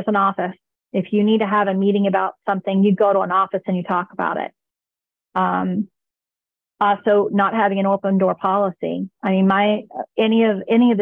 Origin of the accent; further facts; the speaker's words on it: United States; I am American